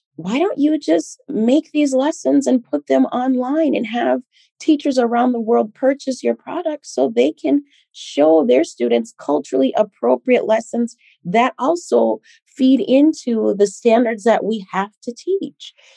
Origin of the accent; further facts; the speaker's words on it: Minnesota, United States; also born or lived in Liberia; growing up in Minnesota